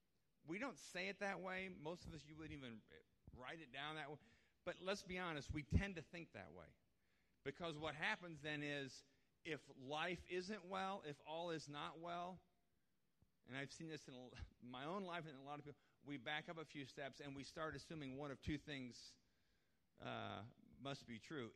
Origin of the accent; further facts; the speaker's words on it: United States; we as Christians, and I would say especially as American Christians